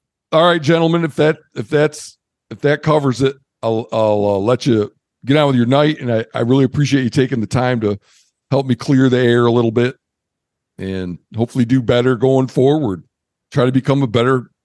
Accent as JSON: {"language": "English", "region": "Midwest", "country": "United States", "moved": "as an adult", "lives_now": "Montana, United States", "said": "I'm from the Midwest"}